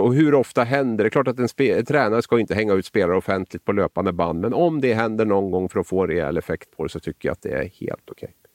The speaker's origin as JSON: {"language": "Swedish", "country": "Sweden", "also_born_or_lived": "Norway", "said": "som svensk"}